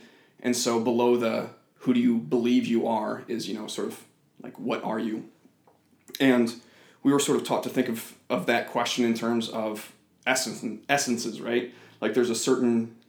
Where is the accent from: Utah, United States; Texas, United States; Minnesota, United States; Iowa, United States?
Iowa, United States; I'm from Iowa. I've moved around a lot kind of growing up, but I consider myself a Des Moinian now.